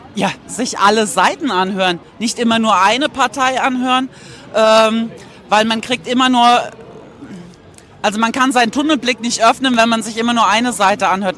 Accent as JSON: {"language": "German", "town": "Mainz", "region": "Rhineland-Palatinate", "country": "Germany", "said": "ich komme aus Mainz und äh, das ist in der Nähe von Frankfurt."}